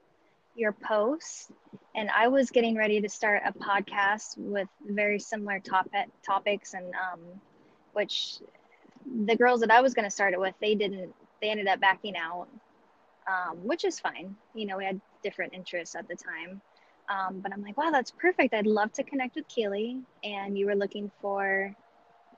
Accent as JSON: {"language": "English", "town": "Huntington Beach", "region": "California", "country": "United States", "tie": "born or raised there", "also_born_or_lived": "the desert / the Bay Area", "moved": "yes", "lives_now": "Las Vegas, United States", "said": "Northern California, in Orange County, Huntington Beach specifically. My parents were separated, so I split time between the beach and the desert"}